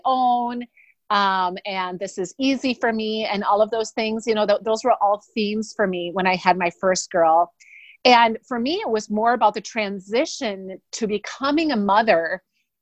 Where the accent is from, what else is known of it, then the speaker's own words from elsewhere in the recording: Wisconsin, United States; also born or lived in Des Moines, Iowa; now in Minnetonka, United States; I'm originally from Wisconsin and I live now in Minnesota, just west of Minneapolis in Minnetonka, Minnesota with my family